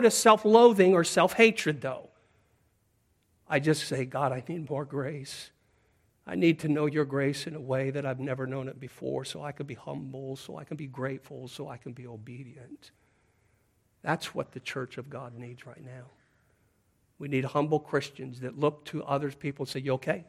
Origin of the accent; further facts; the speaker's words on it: Pacific Northwest, United States; moved away; where I grew up in the Pacific Northwest